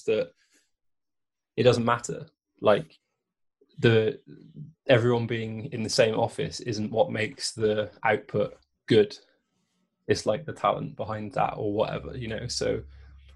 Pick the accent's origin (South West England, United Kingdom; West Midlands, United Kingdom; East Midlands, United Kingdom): South West England, United Kingdom; Bristol; I grew up in Bristol